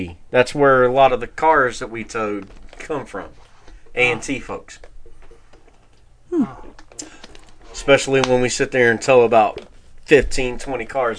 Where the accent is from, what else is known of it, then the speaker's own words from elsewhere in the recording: Greensboro, North Carolina, United States; I'm from Greensboro.